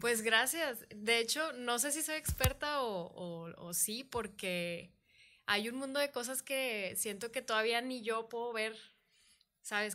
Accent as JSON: {"language": "Spanish", "town": "Monterrey", "region": "Nuevo León", "country": "Mexico", "said": "soy una mujer regia"}